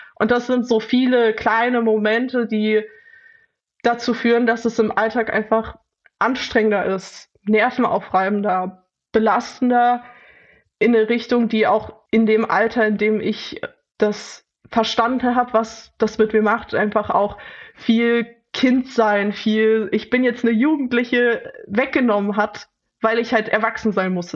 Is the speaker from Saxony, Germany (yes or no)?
yes; Leipzig, Saxony, Germany; Ich bin in Leipzig aufgewachsen